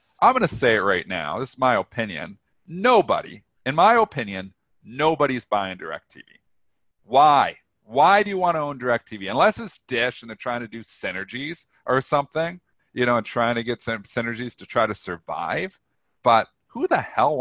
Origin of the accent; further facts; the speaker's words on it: Canada; I'm Canadian.